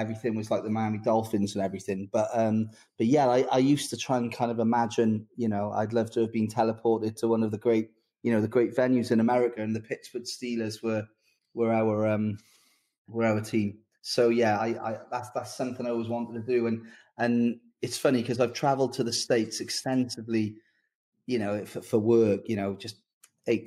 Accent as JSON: {"language": "English", "town": "Newport", "region": "Wales", "country": "United Kingdom", "tie": "born or raised there", "said": "my hometown of Newport."}